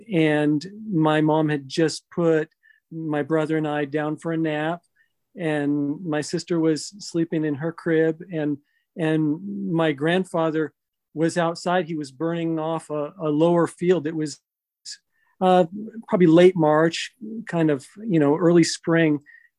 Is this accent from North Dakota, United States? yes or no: no; Massachusetts, United States; born there; No, I was born in Massachusetts.